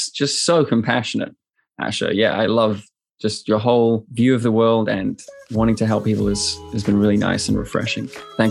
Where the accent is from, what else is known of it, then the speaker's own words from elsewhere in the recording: Plymouth, South West England, United Kingdom; now in New Zealand; I'm originally from Plymouth, just south of you